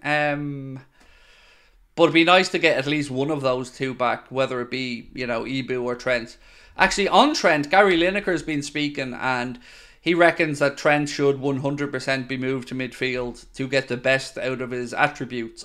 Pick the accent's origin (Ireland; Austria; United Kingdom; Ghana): Ireland; I'm Irish.